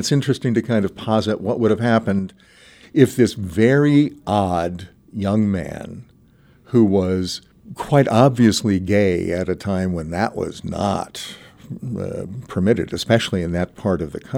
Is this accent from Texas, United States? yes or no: no; Kansas City, Missouri, United States; moved away; also born or lived in Pittsburgh, Pennsylvania; I was born in Pittsburgh. My parents moved to Kansas City when I was 6